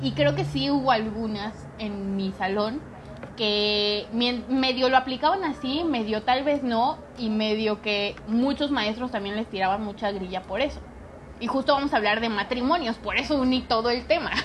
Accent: Mexico City, Mexico; moved away; Yo me vine a la Ciudad de México, que soy de la Ciudad de México, pero regresé

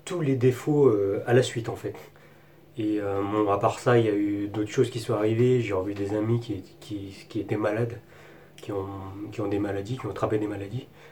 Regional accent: France; moved away as an adult; also born or lived in Taiwan; nous, en tant que Français, on a beaucoup de chance avec notre passeport français

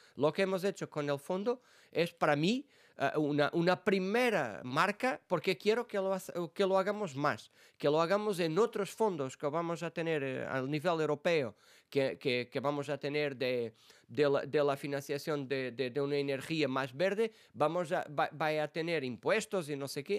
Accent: Portugal; Spanish is a second language; moved away as an adult; now in Brussels, Belgium; yo vengo de, ah, de, de los ayuntamientos, de las bases de la política en mi país

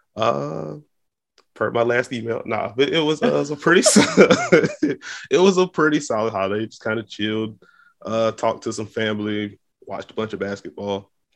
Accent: the South, United States; from the South, so, like, fifty-five is cold

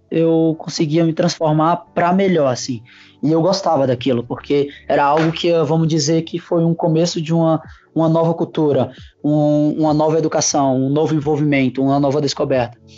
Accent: Fortaleza, Ceará, Brazil; Uh, então, eu, eu, sou de Fortaleza, né, comecei o parkour

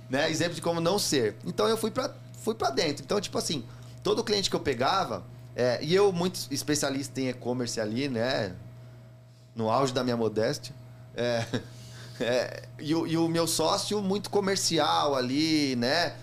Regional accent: São Paulo, Brazil; sou da Zona Leste ali do, e, e, a minha agência era ali no Carrão

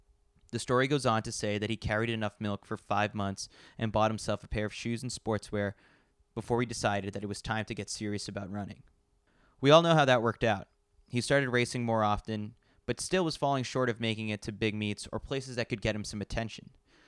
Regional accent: New York City, New York, United States; you know that I'm a New Yorker through and through. I need skyscrapers. I need the big lights.

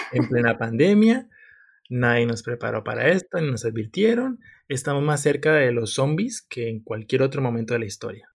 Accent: Colombia; moved away as an adult; now in Valencia, Spain; Yo soy de Colombia.

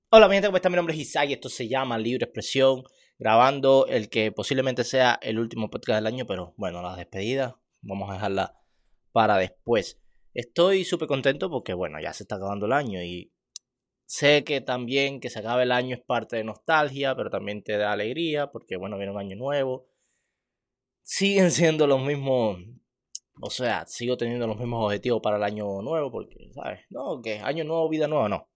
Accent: Cuba; Yo soy cubano

